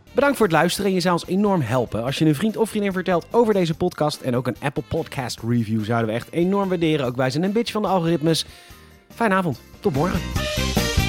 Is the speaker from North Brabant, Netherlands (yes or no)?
no; Rotterdam, South Holland, Netherlands; als Rotterdammers